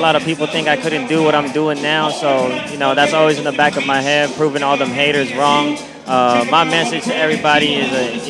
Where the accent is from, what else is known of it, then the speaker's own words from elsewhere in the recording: Stockton, California, United States; moved away as an adult; now in San Diego, United States; I'm from Stockton, California.